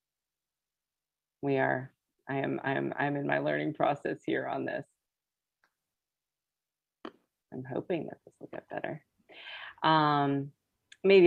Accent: United States; first language English; I was born here in the United States

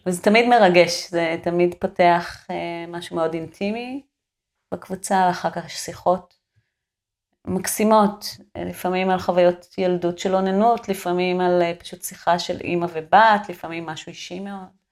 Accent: a moshav in central Israel, Israel; moved away as an adult; now in Kibbutz Kramim, Israel; ואני נולדתי שם, אתה יודע, במושב, בלי, שביל, בלי מדרכות

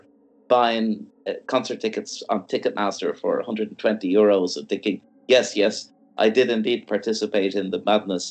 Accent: Ireland; I'm from Ireland

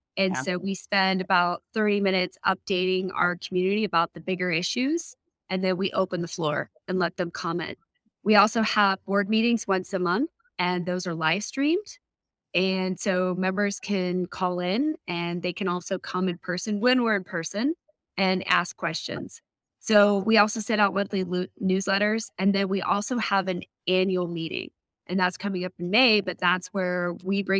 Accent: Colorado, United States; moved away as an adult; also born or lived in Washington, D.C. / Seattle / Oregon / Durango, Colorado; I grew up in Colorado, but I lived mostly in Washington, D.C. and Seattle, Oregon area, and was able to make my way back home.

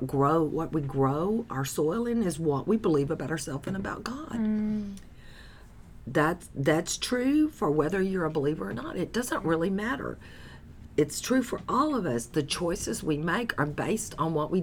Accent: the South, United States; I'm from the South

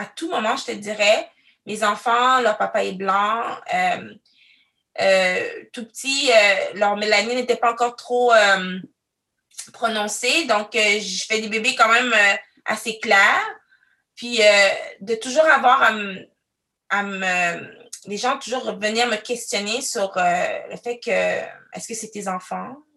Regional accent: Quebec City, Quebec, Canada; also born or lived in Cameroon; now in Ottawa, Canada; Je suis arrivée au Canada, euh, plus précisément à Québec, la ville de Québec. Je suis arrivée, j'avais trois ans

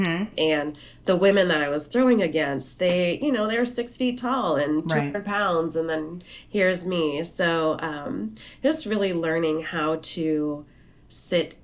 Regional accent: South Dakota, United States; So I grew up in South Dakota

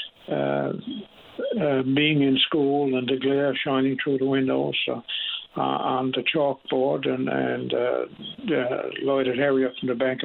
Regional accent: Bishop's Cove, Newfoundland and Labrador, Canada; now in Clarenville, Canada; I'm originally born in Upper Island Cove, Conception Bay, and I moved to Bishop's Cove when I was 3 years old, and I'm currently living in Clarenville

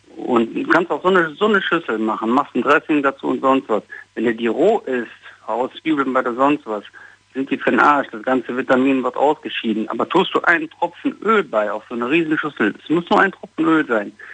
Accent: Düsseldorf, North Rhine-Westphalia, Germany; Ich komme aus Düsseldorf, ich bin 44

